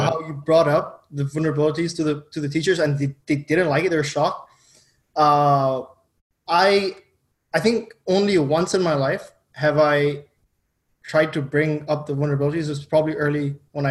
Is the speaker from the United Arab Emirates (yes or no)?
yes; Dubai, United Arab Emirates; moved away; I grew up in Dubai